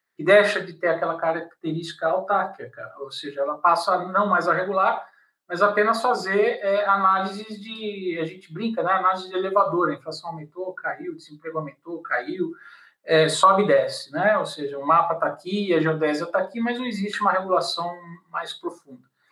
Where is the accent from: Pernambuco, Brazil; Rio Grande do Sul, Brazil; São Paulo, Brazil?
São Paulo, Brazil; eu sou de São Paulo e fazia direito na PUC e fazia geografia na USP